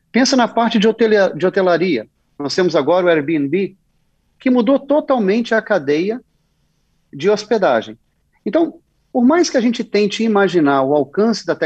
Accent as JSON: {"language": "Portuguese", "town": "Vitória", "region": "Espírito Santo", "country": "Brazil", "said": "Sou capixaba, nasci em Vitória e sempre que posso volto para a terra com muito orgulho"}